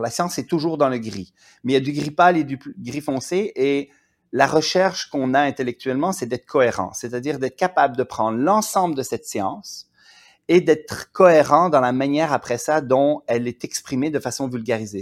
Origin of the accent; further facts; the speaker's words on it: Quebec, Canada; je viens du Québec. Et au Québec, on a beaucoup moins la hiérarchie